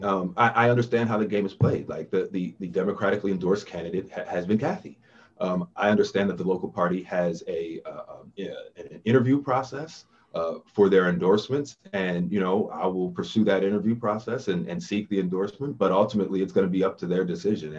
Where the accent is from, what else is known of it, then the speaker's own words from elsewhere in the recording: East Coast, United States; moved away; I grew up on the East Coast